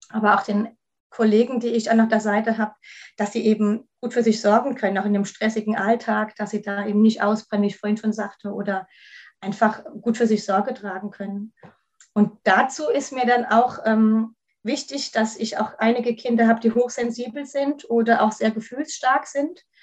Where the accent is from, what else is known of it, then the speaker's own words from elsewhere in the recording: Kaiserslautern, Rhineland-Palatinate, Germany; ich komme aus Kaiserslautern, da wo der Betze jetzt in der dritten Liga ist